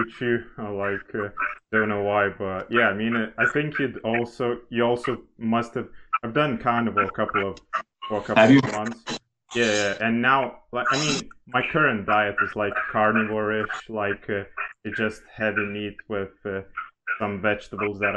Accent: Lithuania; first language Lithuanian; English is a second language; native Lithuanian and English

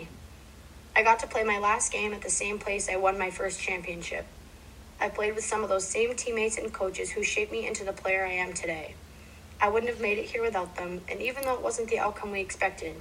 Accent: Dedham, Massachusetts, United States; I played every season of the year for multiple teams near my hometown of Dedham

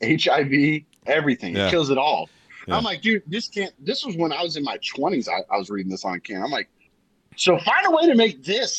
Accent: Tampa, Florida, United States; I grew up in Tampa

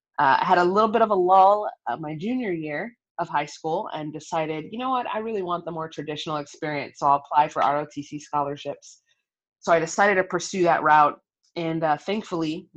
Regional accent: Sacramento, California, United States; also born or lived in Long Beach, California; I was born in Long Beach, California, and raised in Sacramento, California

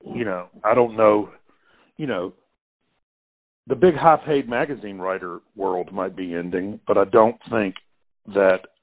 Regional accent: Clarksdale, Mississippi, United States; also born or lived in Oxford, Mississippi / Kansas City; I was born actually in Clarksdale, Mississippi, which is a farming town about an hour from here.

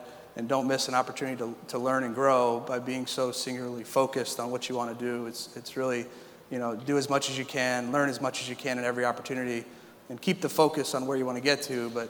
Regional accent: South Florida, United States; I grew up in South Florida

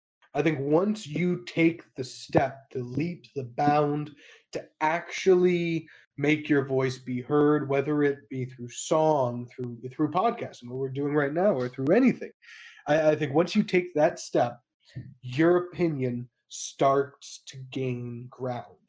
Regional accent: Canada; Middle-class Canadian

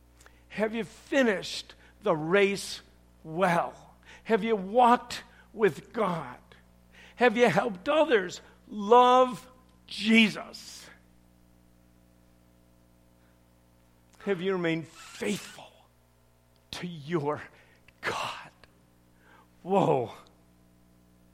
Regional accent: Chicago, Illinois, United States; I'm from Chicago

